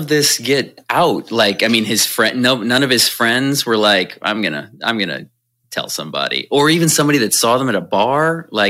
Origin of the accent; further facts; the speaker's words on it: Clayton, Missouri, United States; I'm from Clayton, please. Home of Andy.